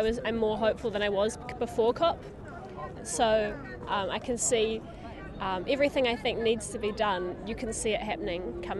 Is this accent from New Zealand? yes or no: yes; New Zealand; I come from New Zealand.